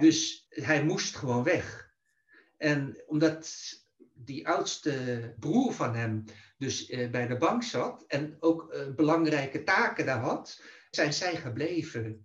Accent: The Hague, South Holland, Netherlands; ik ben in 1956 geboren in Den Haag dus in Nederland.

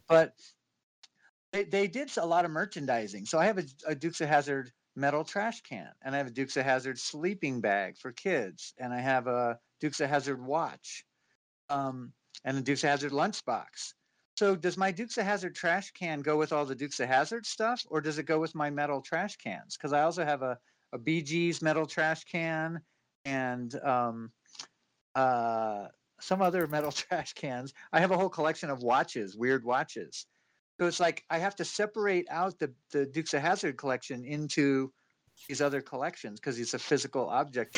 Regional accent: Inglewood, California, United States; I grew up in Inglewood

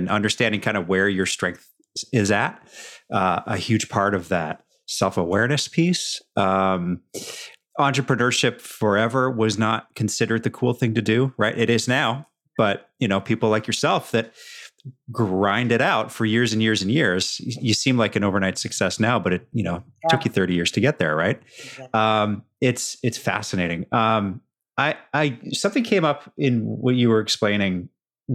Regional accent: Canada; moved away as an adult; now in United States; I'm born and raised in Canada

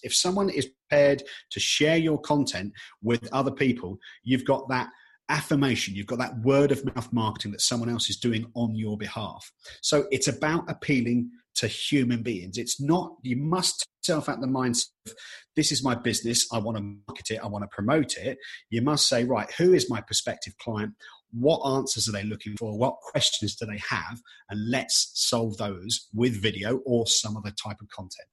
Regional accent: United Kingdom; being British

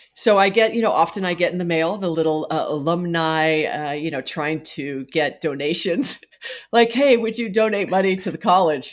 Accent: Hawaii, United States; moved away as an adult; I was born and raised in Hawaii.

